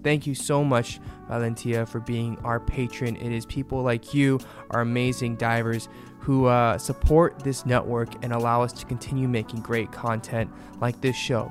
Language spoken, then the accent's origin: English; United States; as an American